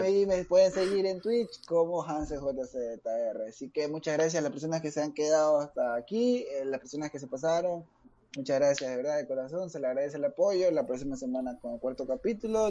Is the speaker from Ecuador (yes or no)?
yes; Ecuadorian coast, Ecuador; como uno costeño